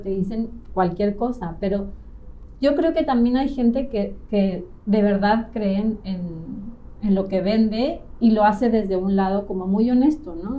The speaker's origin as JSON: {"language": "Spanish", "region": "Mexico City", "country": "Mexico", "moved": "as an adult", "lives_now": "Playa del Carmen, Mexico", "said": "tengo 38 años, soy de Ciudad de México"}